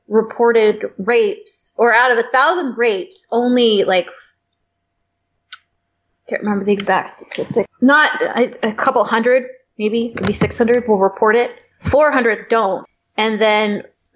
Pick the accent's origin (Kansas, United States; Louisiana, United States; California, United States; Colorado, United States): California, United States; also born or lived in Michigan; now in San Diego, United States; went back home to my home state, California